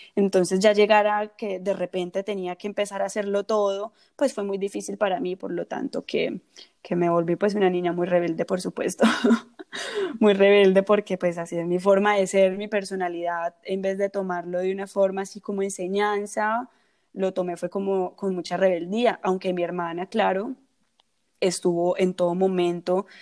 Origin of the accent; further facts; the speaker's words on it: Colombia; en un país del que, yo, mm. del que yo soy, que soy colombiana.